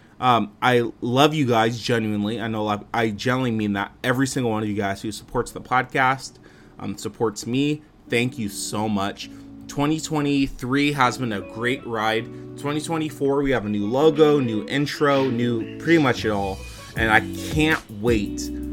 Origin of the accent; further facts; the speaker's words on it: Fresno, California, United States; moved away; I went to visit my family back in my hometown of Fresno, California